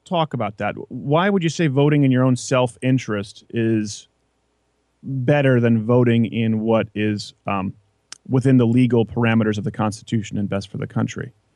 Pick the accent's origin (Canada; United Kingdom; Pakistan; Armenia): Canada; Quebec; I grew up in French Canada